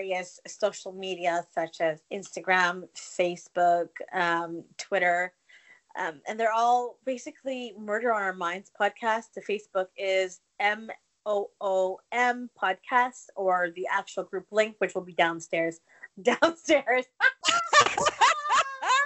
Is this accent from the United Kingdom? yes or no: no; Canada; I'm Canadian